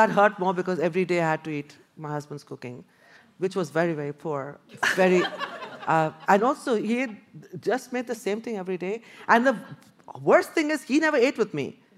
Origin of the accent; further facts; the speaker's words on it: Kolkata, West Bengal, India; I came from Calcutta, really buzzing, full of greenery.